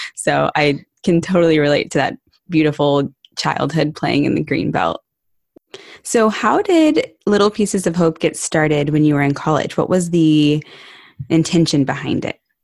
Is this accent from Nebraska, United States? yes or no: no; Barton Creek, Texas, United States; I grew up in Barton Creek